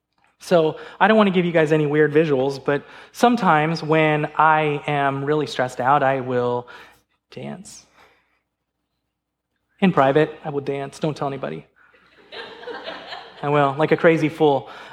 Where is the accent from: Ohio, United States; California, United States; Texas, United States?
California, United States; Now, I remember, I'm a Lakers fan, because remember, I came from California.